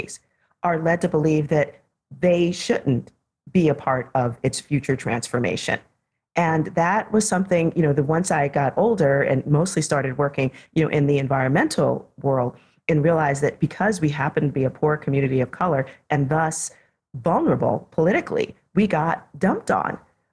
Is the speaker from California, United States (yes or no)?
no; New York City, New York, United States; I was one of the kids growing up in the South Bronx in the 1970s and early 80s